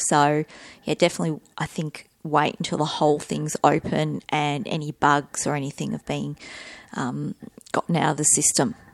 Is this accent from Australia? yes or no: yes; Australia